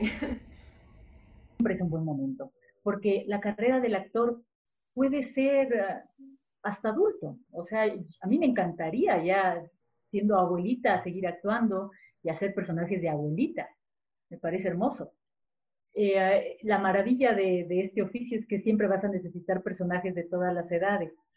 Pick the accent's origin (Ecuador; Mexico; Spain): Ecuador; como ecuatorianos